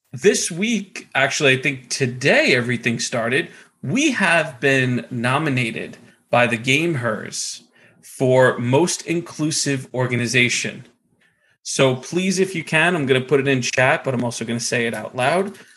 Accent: United States; I'm a schmuck from New York, New Jersey.

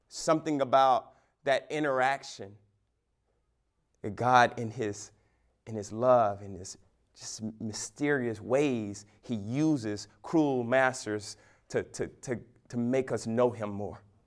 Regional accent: United States; American Christians

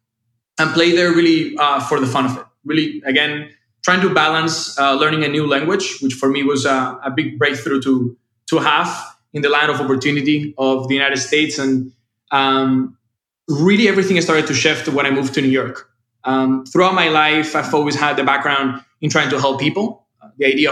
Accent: Seville, Andalusia, Spain; moved away; originally I'm from Spain. So life for me was in the south of Spain in a town called Sevilla.

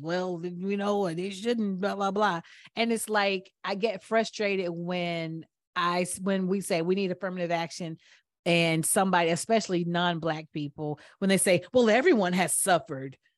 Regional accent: Atlanta, Georgia, United States; growing up in Atlanta, I thought that black people were everywhere.

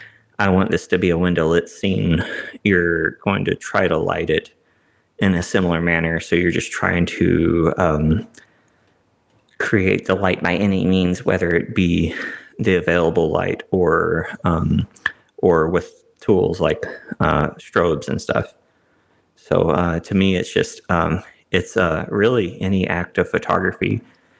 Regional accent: Kilgore, Texas, United States; my hometown, Kilgore, which is about 20 minutes from where I live now

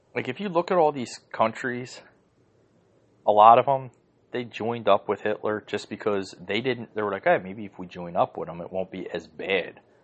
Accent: United States; I'm an American

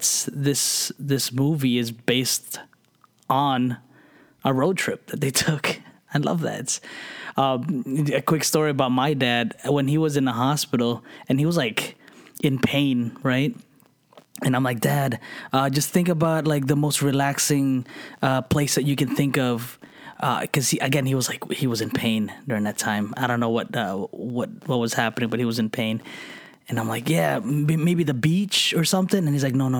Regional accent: New Jersey, United States; moved away; we lived in New Jersey. I grew up in New Jersey.

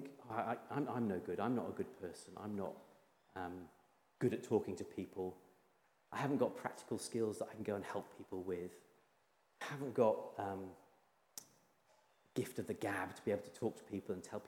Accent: Yorkshire and the Humber, United Kingdom; When I was a young lad growing up in Yorkshire

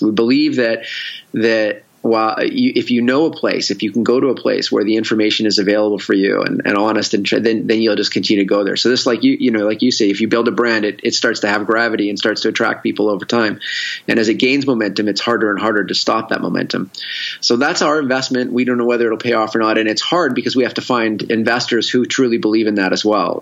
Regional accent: Victoria, British Columbia, Canada; now in San Diego, United States; I'm originally I'm originally from Victoria, from Canada

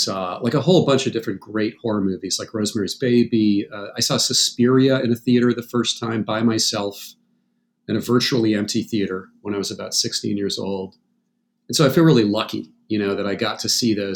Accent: New Hampshire, United States; I grew up in New Hampshire

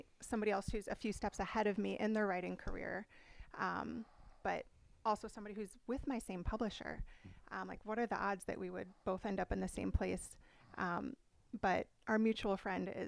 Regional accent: Midwest, United States; now in San Diego, United States; I grew up in the Midwest, so potentially Chicago, Madison, like going back to my hometown

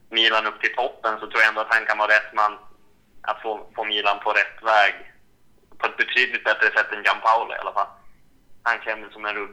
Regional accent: Sweden; Som svensk vill man ju såklart eh, se Zlatan

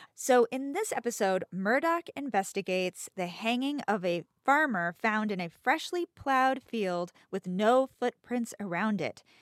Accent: United States; an American

